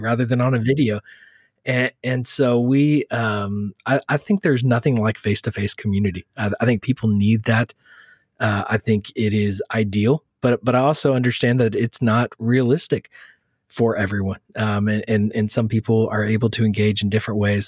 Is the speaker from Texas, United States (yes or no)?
yes; Texas, United States; moved away as an adult; now in New York City, United States; born and raised in Texas